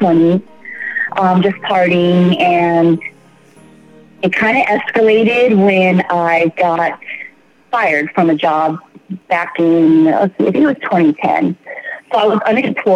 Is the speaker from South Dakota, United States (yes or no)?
no; San Diego, California, United States; I am from San Diego, California.